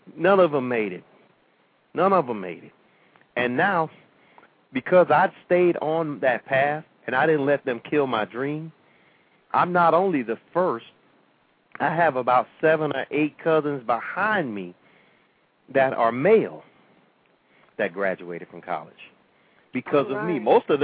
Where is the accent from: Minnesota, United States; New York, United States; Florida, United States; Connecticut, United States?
Florida, United States; St. Petersburg; you know, a lot of times people will say, well, why do you want to be the mayor of St. Pete? You don't even live there.